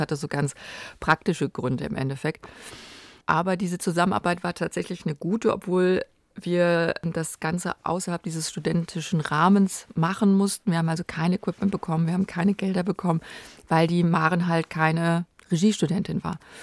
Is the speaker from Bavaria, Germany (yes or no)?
no; Kerpen, North Rhine-Westphalia, Germany; also born or lived in Frechen / Cologne; aufgewachsen bin ich da in Kerpen in der Nähe von Köln